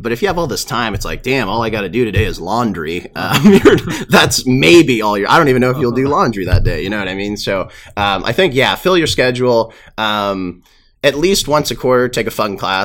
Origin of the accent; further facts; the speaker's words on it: Sacramento, California, United States; moved away as an adult; now in Santa Clara, United States; my hometown, Sacramento